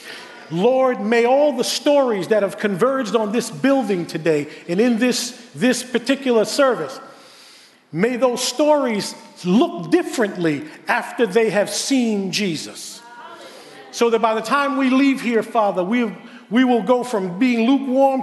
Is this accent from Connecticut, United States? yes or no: no; New York City, New York, United States; moved away as an adult; now in West Babylon, United States; I was born and raised in Queens, so I love Queens